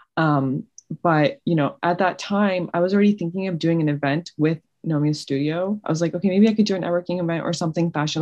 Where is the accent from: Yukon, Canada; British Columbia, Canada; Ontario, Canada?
Ontario, Canada; Toronto; moved away as an adult; now in Cleveland, United States; I've lived in Canada my whole life.